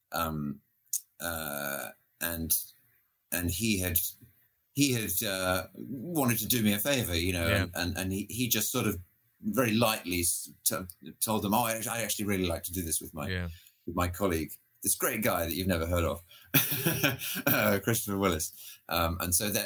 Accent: United Kingdom; I grew up in Britain

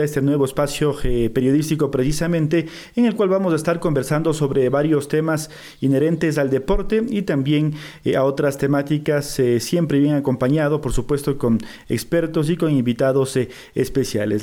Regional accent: Ecuador; soy periodista ecuatoriano

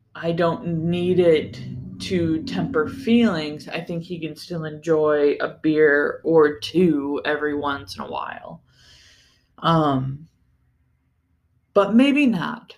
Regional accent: Ohio, United States; growing up in Ohio

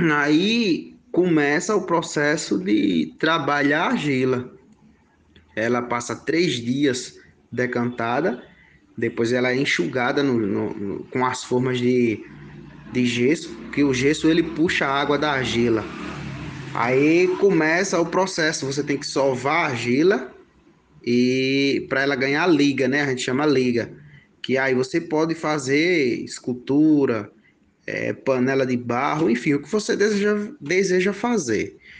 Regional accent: João Pessoa, Paraíba, Brazil; sou da cidade de João Pessoa

